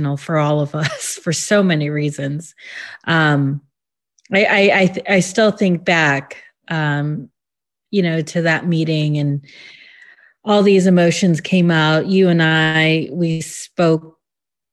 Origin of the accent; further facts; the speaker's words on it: Illinois, United States; also born or lived in LaGrange Park, Illinois; I grew up in Illinois. I grew up in Burrage, actually